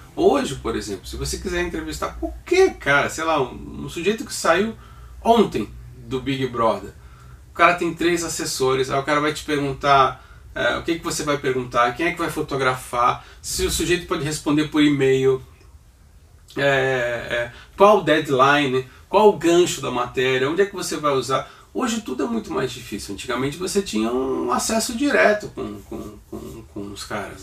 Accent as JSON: {"language": "Portuguese", "town": "Santos", "region": "São Paulo", "country": "Brazil", "tie": "born or raised there", "said": "eu sou natural de Santos"}